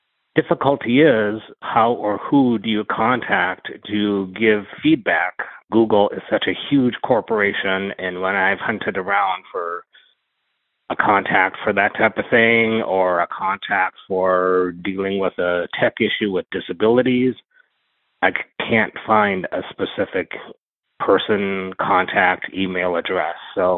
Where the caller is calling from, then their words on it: Minneapolis, Minnesota, United States; from Minneapolis, Minnesota in the U.S.